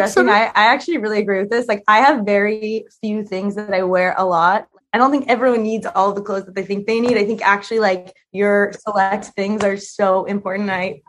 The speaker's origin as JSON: {"language": "English", "town": "Los Angeles", "region": "California", "country": "United States", "tie": "born or raised there", "moved": "yes", "said": "Okay, I really grew up in Silver Lake, but Silver Lake now is hip."}